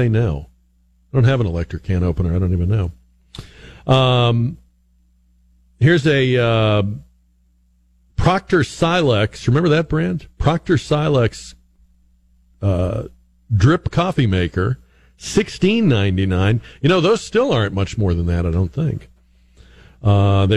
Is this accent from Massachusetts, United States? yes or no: yes; Massachusetts, United States; now in San Antonio, United States; when I was growing up in Massachusetts